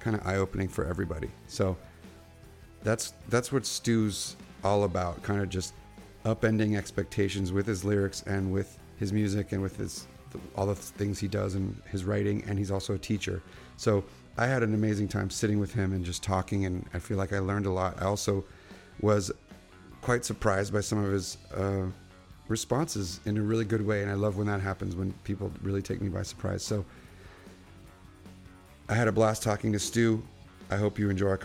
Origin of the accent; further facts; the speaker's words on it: Orange County, California, United States; I grew up in Orange County